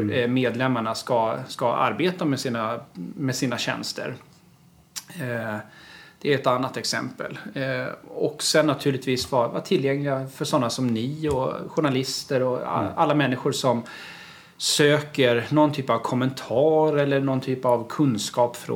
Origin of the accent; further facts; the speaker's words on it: Gotland, Sweden; när jag var kommunalråd och socialnämndens ordförande hemma på Gotland.